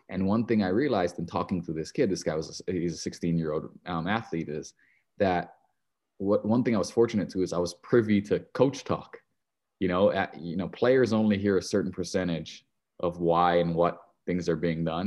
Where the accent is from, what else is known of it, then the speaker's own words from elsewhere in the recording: Hilo, Hawaii, United States; moved away; I grew up in Hilo, Hawaii, uh, a little city, fifty thousand people